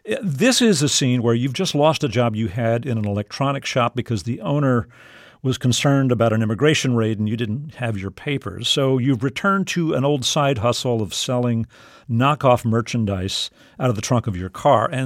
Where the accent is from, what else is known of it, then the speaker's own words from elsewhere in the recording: South Texas, United States; I grew up in South Texas. I recognize that accent.